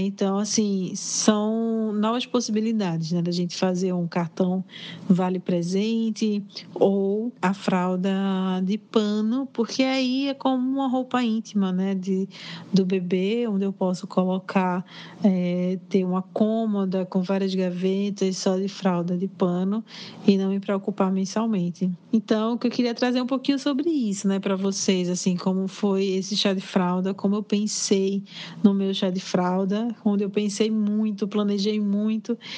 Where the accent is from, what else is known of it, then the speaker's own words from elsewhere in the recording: Northeast Region, Brazil; eu sou do Nordeste